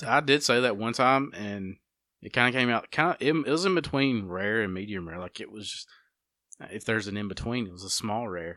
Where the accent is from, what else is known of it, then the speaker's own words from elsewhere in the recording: United States; how we grew up here in Walker County